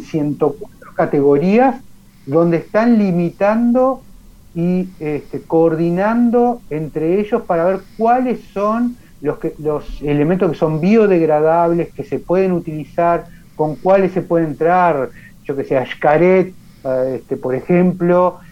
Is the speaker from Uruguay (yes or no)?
yes; Uruguay